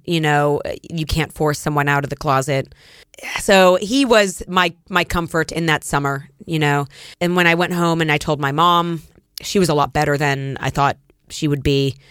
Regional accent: Erie, Pennsylvania, United States; moved away as an adult; also born or lived in New York City; I grew up in Erie, Pennsylvania, which is, um, on the Great Lakes

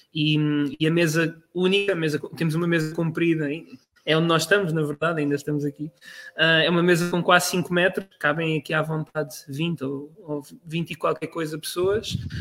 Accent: Portugal; moved away; also born or lived in Netherlands; como, como nós portugueses temos

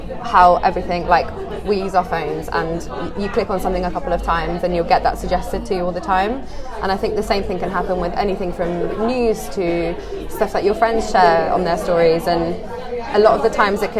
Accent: Poland; moved away as an adult; now in Bristol, United Kingdom; I'm from Poland originally. Uh-huh. And I came to Bristol for uni.

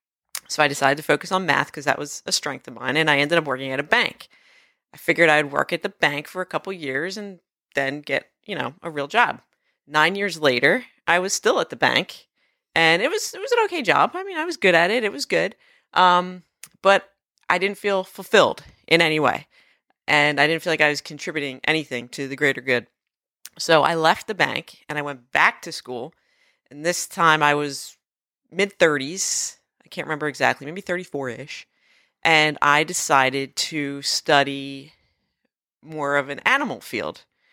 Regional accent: New Jersey, United States; I grew up near the Cape May County Zoo.

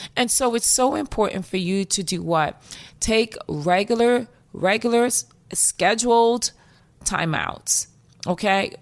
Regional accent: New York, United States; accent: New York; my New York accent

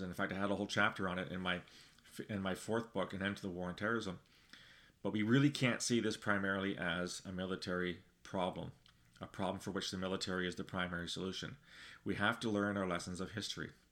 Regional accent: Canada; speaking as a Canadian

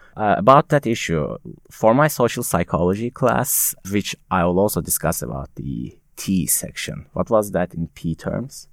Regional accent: Konya, Turkey; English is a second language; moved away as an adult; also born or lived in Istanbul; now in United States; I'm not from Istanbul directly. My hometown is another city in Turkey called Konya

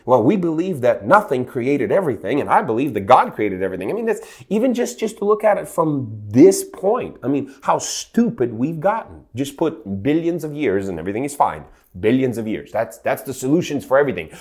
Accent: Ukraine; now in Santa Rosa Beach, United States; I grew up in Ukraine, and in nineteen eighties, I was a child of eighties

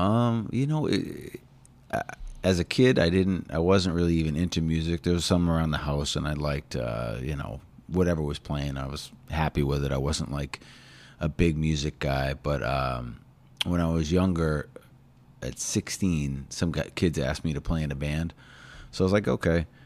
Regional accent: New Hampshire, United States; moved away as an adult; also born or lived in Hull, Massachusetts / Oregon; now in South Shore, Massachusetts, United States; I was born in New Hampshire, and then about fifteen years ago, yeah, maybe a little more. I moved down here

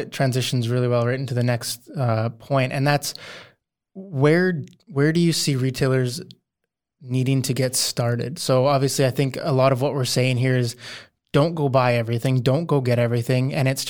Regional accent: Canada; As a Canadian, I grew up on the ice, so that's perfect.

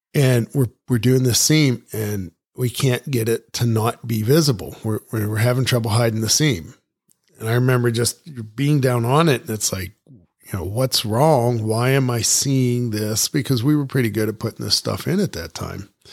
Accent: Ohio, United States; moved away; also born or lived in New Mexico; growing up in Ohio

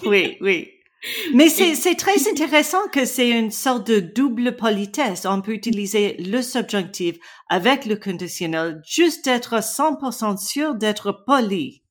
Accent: British Columbia, Canada; French is a second language; je viens de la Colombie-Britannique

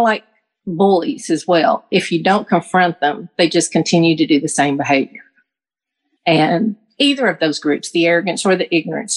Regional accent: the South, United States; growing up in the South

